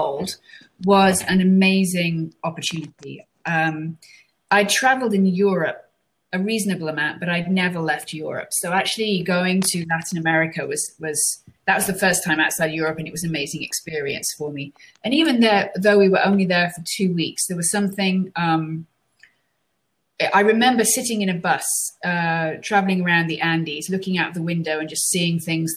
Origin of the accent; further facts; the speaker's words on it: London, United Kingdom; now in United States; So as you can probably guess from my accent, I wasn't born in the US. I was actually born in London in the UK.